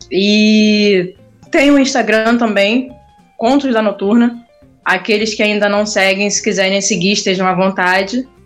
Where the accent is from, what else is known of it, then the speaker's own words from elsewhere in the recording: Rio de Janeiro, Brazil; Eu sou do Rio. Ah, capital? Não, Baixada Fluminense.